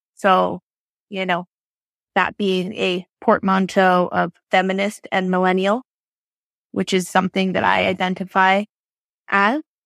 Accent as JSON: {"language": "English", "town": "Barrie", "region": "Ontario", "country": "Canada", "tie": "born or raised there", "lives_now": "Toronto, Canada", "said": "I grew up in Barrie."}